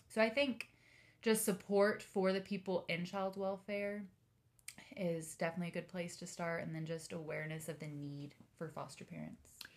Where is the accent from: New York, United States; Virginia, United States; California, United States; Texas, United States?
Texas, United States; Denton; now in Austin, United States; I grew up in the Dallas area in good old Denton